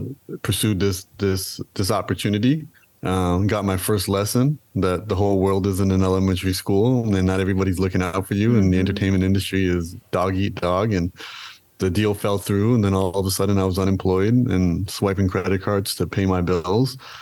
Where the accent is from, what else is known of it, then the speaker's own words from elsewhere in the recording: Toronto, Ontario, Canada; I am from Toronto. I was born and raised in Toronto